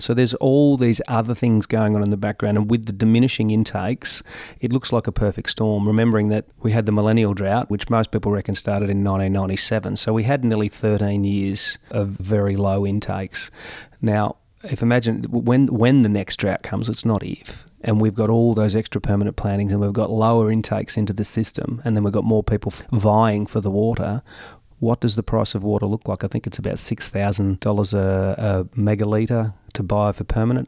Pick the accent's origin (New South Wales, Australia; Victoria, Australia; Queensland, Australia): New South Wales, Australia; Gol Gol; moved away as an adult; now in Mildura, Australia; I was born and bred in Golgol, Italian father, Anglo mum